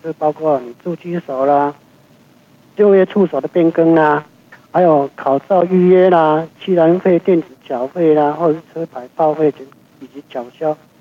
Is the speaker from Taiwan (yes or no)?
yes; Taiwan; 我们台湾这边